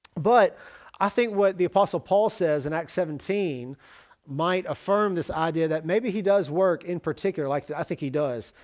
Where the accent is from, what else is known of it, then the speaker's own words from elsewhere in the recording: Jackson, Mississippi, United States; moved away as an adult; also born or lived in Oxford, Mississippi / Tallahassee, Florida / Starkville, Mississippi / Salerno, Italy; I moved to Oxford from Jackson